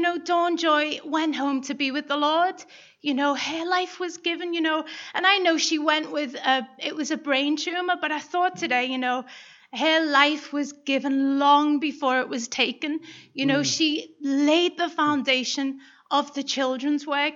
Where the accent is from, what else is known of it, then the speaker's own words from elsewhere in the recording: Liverpool, North West England, United Kingdom; moved away; I'm from Liverpool, and any time we would drive through the Mersey Tunnel, when you were kids